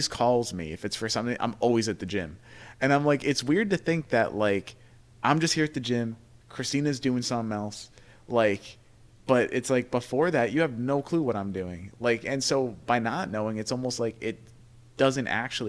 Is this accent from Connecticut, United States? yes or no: no; New York, United States; we're from New York